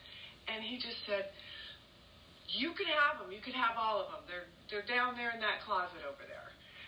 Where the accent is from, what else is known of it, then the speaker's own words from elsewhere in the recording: San Francisco, California, United States; moved away as an adult; also born or lived in Horseshoe Lake; I was born here at Horseshoe Lake of Martha McKay, and we lived here until I was about 5, and my parents brought us to San Francisco where I grew up, but I spent all my summers here and love it here at Horseshoe Lake with my grandparents